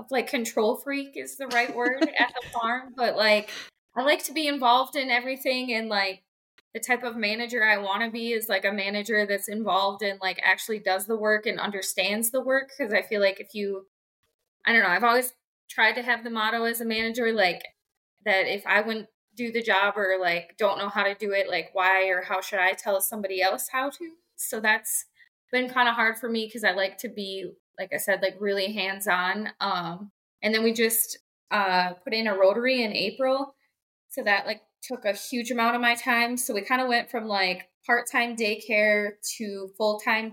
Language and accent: English; Baldwin, Wisconsin, United States; also born or lived in River Falls, Wisconsin; we grew up with our younger sister, Eva, too, at a dairy farm in Baldwin, milked 1,500 cows